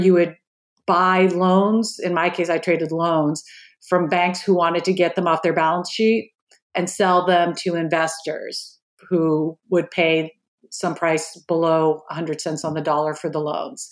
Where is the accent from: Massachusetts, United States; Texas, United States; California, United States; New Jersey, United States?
Massachusetts, United States; Marblehead; accent: Boston; I grew up in a suburb of Boston called Marblehead, Massachusetts. It's a small coastal town north of Boston, and probably I'll slip up during our talk today and you'll hear my Boston accent come up